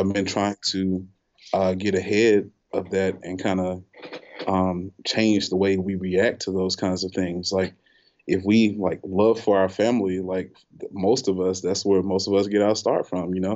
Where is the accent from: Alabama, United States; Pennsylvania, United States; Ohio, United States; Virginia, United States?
Alabama, United States; Selma; we're from Selma.